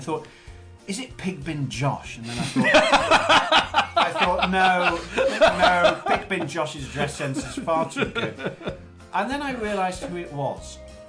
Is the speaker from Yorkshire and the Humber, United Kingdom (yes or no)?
no; near Liverpool, North West England, United Kingdom; moved away; also born or lived in Glasgow; I lived in Glasgow for 4 years. I've seen the hard left. I grew up near Liverpool.